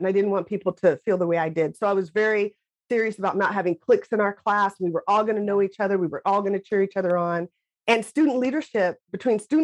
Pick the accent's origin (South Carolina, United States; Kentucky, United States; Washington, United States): Washington, United States; Lacey; growing up in Lacey, Washington